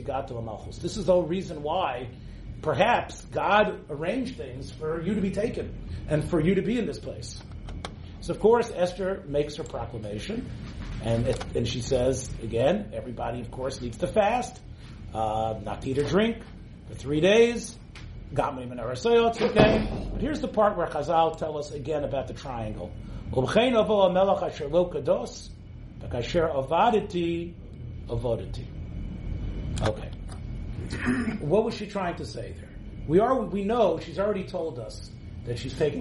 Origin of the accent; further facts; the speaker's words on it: Memphis, Tennessee, United States; I grew up in Little Memphis, Tennessee